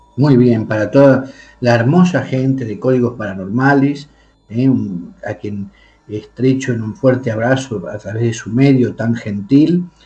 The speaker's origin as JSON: {"language": "Spanish", "country": "Argentina", "tie": "born or raised there", "moved": "as an adult", "lives_now": "Spain", "said": "yo soy nativo de la República Argentina"}